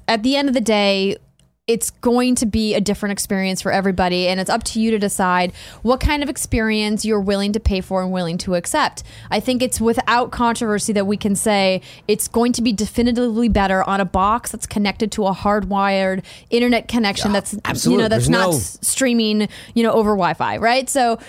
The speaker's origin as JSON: {"language": "English", "town": "Fargo", "region": "North Dakota", "country": "United States", "tie": "born or raised there", "said": "You know, but I think about my hometown in Fargo, North Dakota, and you have to live in the right neighborhood to get the right access."}